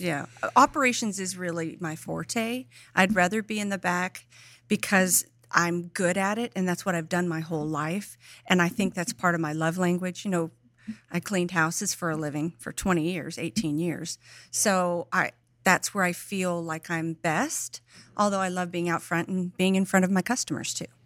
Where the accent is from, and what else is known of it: between LA and Bakersfield, California, United States; born or raised there; also born or lived in Oklahoma; now in Tennessee, United States